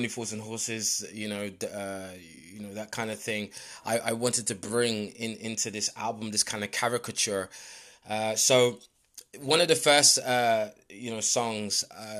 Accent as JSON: {"language": "English", "region": "London", "country": "United Kingdom", "tie": "born or raised there", "said": "I was born in London, born and raised in London, Northwest London."}